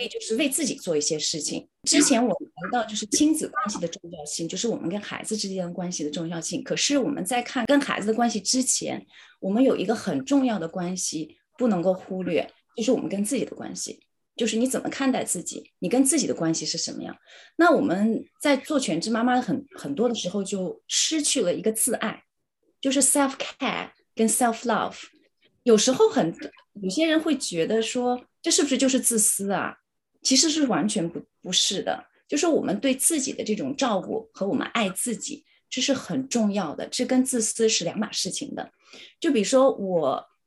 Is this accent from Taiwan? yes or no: no; China; moved away as an adult; now in Cambridge, United Kingdom; 我们是中国人